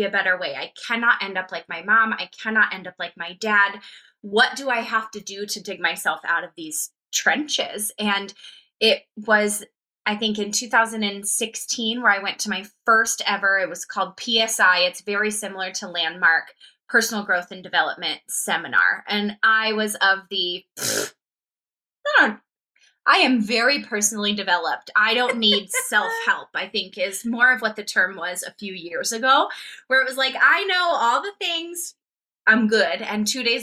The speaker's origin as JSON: {"language": "English", "region": "Colorado", "country": "United States", "tie": "born or raised there", "said": "I was raised in Colorado. I was raised in Colorado"}